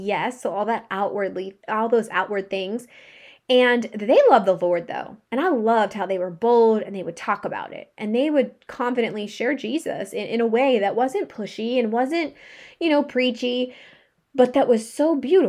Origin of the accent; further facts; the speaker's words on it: Pittsburgh, Pennsylvania, United States; also born or lived in Arizona; I grew up in Pittsburgh, Pennsylvania, but I also lived in Arizona where it's sunny and nice like 99% of the year